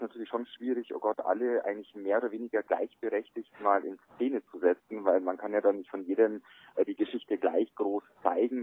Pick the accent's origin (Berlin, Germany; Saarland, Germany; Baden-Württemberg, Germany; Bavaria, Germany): Bavaria, Germany; also born or lived in Traunstein; bei uns in Bayern